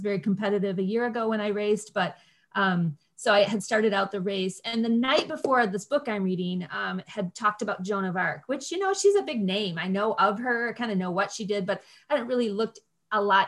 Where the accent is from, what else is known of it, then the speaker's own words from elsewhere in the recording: Grand Rapids, Michigan, United States; I'm from Grand Rapids.